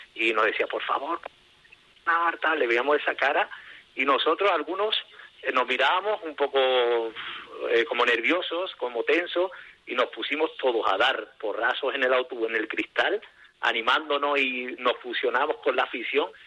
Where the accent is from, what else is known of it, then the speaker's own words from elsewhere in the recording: Seville, Andalusia, Spain; Dani y yo vivimos aquí, somos sevillanos